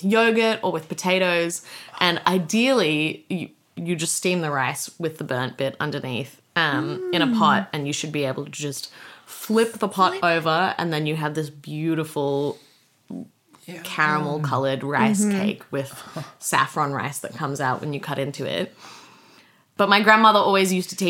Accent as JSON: {"language": "English", "town": "Sydney", "region": "New South Wales", "country": "Australia", "tie": "born or raised there", "said": "I spent the first half of my childhood, like up until I was 14 or so, in La Crosse in Sydney"}